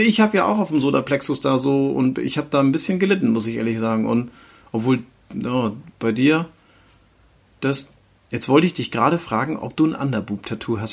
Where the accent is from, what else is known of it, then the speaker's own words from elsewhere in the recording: Northern Germany, Germany; hier bei uns im Norden